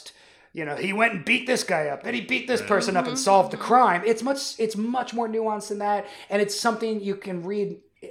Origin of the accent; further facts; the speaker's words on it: Northern California, United States; I grew up in Northern California in that era.